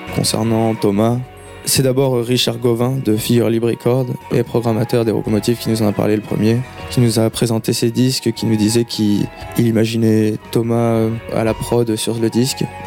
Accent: Tours, Centre-Val de Loire, France; On est originaire de Tours

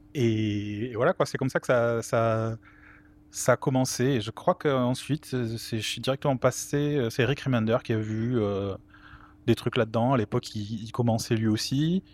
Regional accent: Toulouse, Occitania, France; je suis toulousain

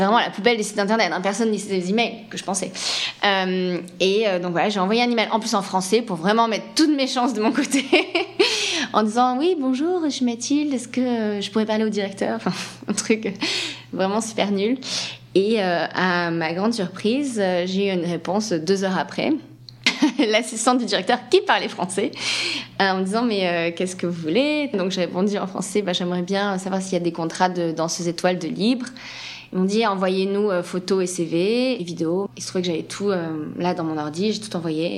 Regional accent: Paris, Île-de-France, France; accent: French; moved away as an adult; now in San Francisco, United States; je suis une vraie parisienne

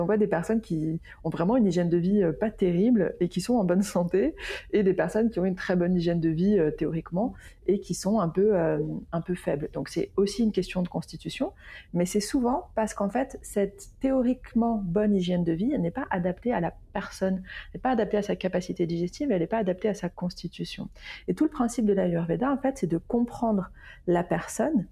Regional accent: Lyon, Auvergne-Rhône-Alpes, France; now in Basque Country, France; à la base, je suis lyonnaise, puis j'ai euh, voyager

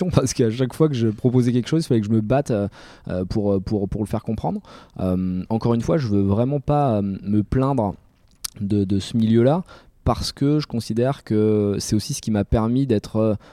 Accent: Bordeaux, Nouvelle-Aquitaine, France; accent: Bordeaux; je suis né {S1} à Bordeaux, un euh, bordelais. Un bordelais.

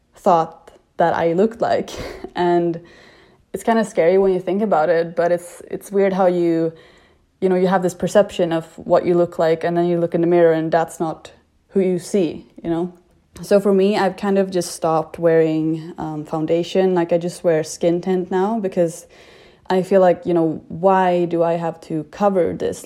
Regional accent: Sweden; moved away; I am from Sweden and I'm 26 years old

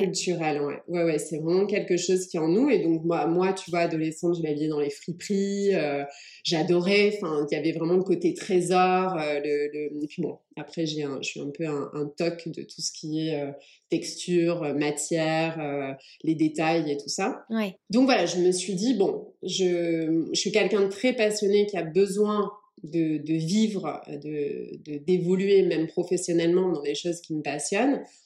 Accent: France; also born or lived in England; je suis anglaise. Je suis arrivée en France à l'âge de 8 ans

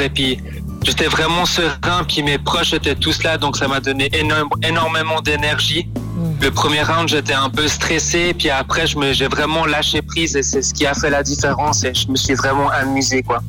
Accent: Vevey, Vaud, Switzerland; je viens de Vevey

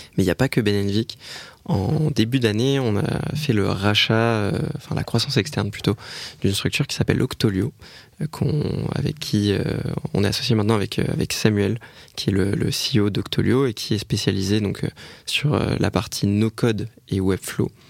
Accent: Bordeaux, Nouvelle-Aquitaine, France; on est bordelais

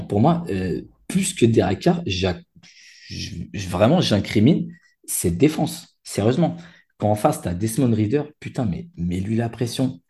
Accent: Paris, Île-de-France, France; chez moi, à Porte de Saint-Ouen.

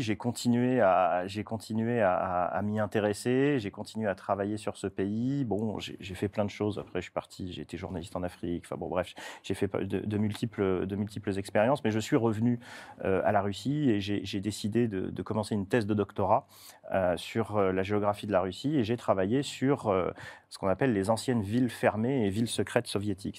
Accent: Toulon, Provence-Alpes-Côte d'Azur, France; chez moi, je viens de Toulon

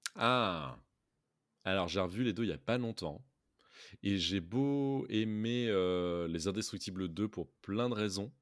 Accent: France; en tant que français

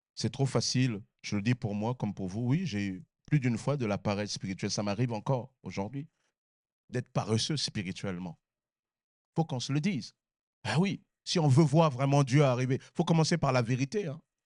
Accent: Sarcelles, Île-de-France, France; j'ai grandi à Sarcelles

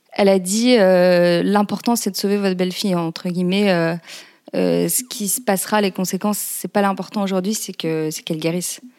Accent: Lille, Hauts-de-France, France; moved away as an adult; now in Paris, France; Je suis originaire de Lille, j'habite à Paris depuis quelques années maintenant.

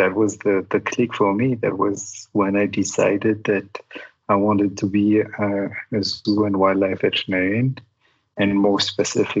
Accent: Madagascar; also born or lived in St. Louis, Missouri, United States / Montreal, Canada; I was born and raised here in Madagascar.

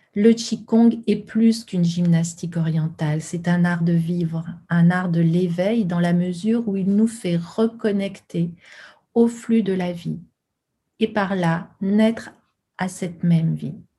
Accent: Lyon, Auvergne-Rhône-Alpes, France; sur Lyon, ma ville natale

